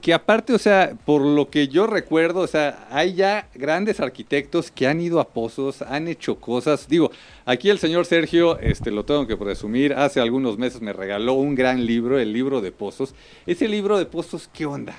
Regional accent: Mexico City, Mexico; yo como buen chilango

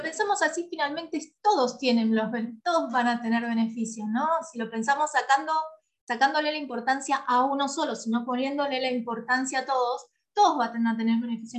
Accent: San Pedro, Buenos Aires Province, Argentina; yo soy de San Pedro, nací en San Pedro

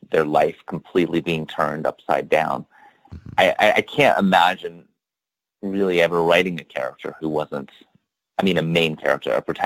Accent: Statesville, North Carolina, United States; moved away; I grew up in the Piedmont of North Carolina, north of Charlotte, in this town called Statesville

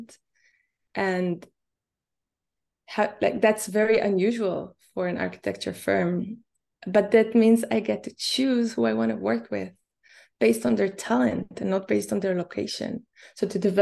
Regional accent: Israel; moved away; I'm originally from Israel

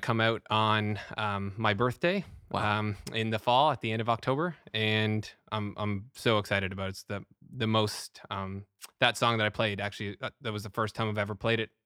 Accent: Canada; Being Canadian

